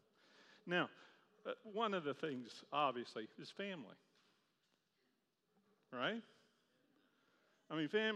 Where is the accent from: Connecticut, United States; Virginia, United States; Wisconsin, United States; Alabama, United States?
Virginia, United States; Charlottesville; I grew up in Charlottesville, Virginia